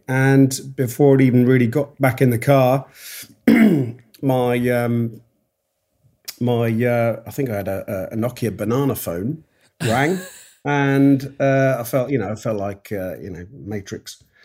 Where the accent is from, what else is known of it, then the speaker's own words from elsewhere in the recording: Yorkshire and the Humber, United Kingdom; moved away; also born or lived in Kent; I grew up in the north of England and then we s, m, my father was an engineer and he took him down, took him down south. So I ended up coming right away down south from, from Yorkshire, uh, right the way down to, to Kent